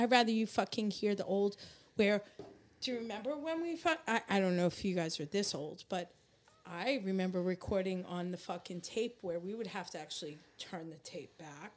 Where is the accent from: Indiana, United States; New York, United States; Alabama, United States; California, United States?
New York, United States; Seaford; also born or lived in Queens, New York; now in New Jersey, United States; I grew up in Seaford. My informative years. That's Long Island.